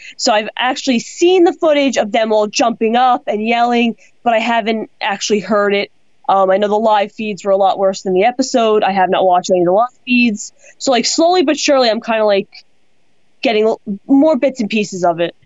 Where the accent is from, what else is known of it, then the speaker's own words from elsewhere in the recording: Long Island, New York, United States; I'm from Long Island